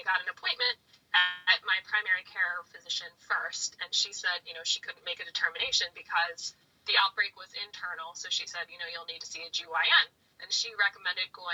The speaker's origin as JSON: {"language": "English", "region": "Maryland", "country": "United States", "moved": "yes", "lives_now": "Philadelphia, United States", "said": "I'm from Maryland, but I'm living in Philadelphia, Pennsylvania"}